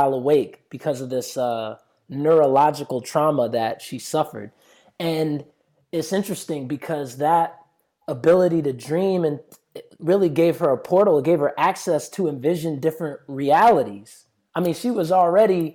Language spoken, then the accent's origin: English; United States; I grew up in America